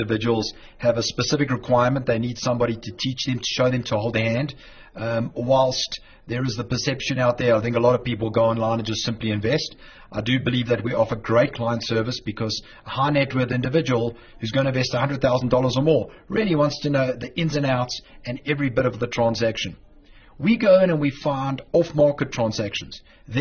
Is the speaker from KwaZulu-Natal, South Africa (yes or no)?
yes; Durban, KwaZulu-Natal, South Africa; moved away as an adult; now in Westchester, United States; I'm originally from Durban. I'm a South African